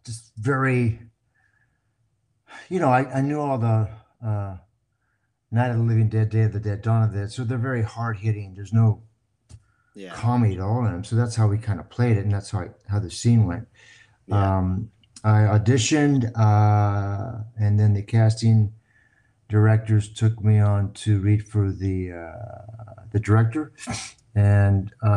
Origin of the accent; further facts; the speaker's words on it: Covina, California, United States; also born or lived in Hollywood, Los Angeles; I was born on Hollywood Boulevard, believe it or not, and grew up in Covina.